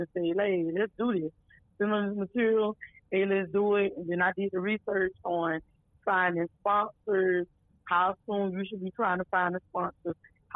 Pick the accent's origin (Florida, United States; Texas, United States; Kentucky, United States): Florida, United States; Lakeland; Born and raised out of Florida. That's my hometown. Matter of fact, born and raised out of Lakeland, Florida.